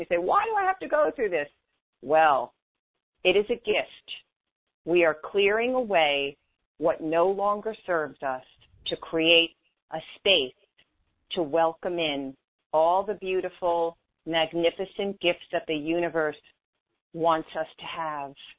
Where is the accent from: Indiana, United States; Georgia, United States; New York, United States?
New York, United States; moved away as an adult; also born or lived in West Coast; being a New Yorker away from home